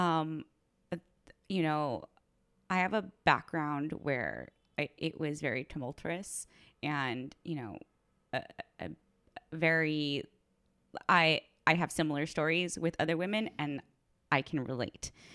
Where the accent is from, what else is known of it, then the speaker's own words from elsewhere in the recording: Orange County, California, United States; now in Seattle, United States; I came from California, so I'm an Orange County girl